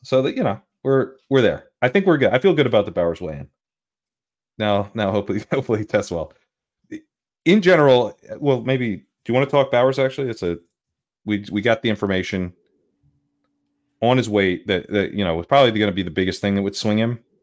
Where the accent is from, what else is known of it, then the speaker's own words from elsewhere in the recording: Delaware, United States; I grew up in Delaware